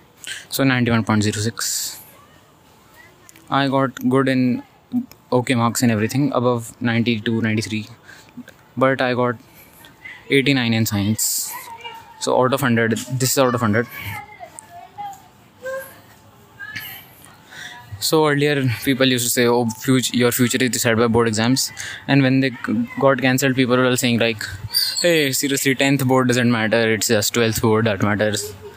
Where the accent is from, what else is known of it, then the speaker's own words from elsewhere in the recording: India; we have these board exams in 10th and 12th class in India